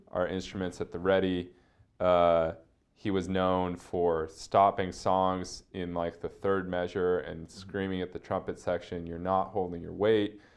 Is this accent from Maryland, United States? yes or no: no; Seattle, Washington, United States; I like grew up in a really comfortable existence in Seattle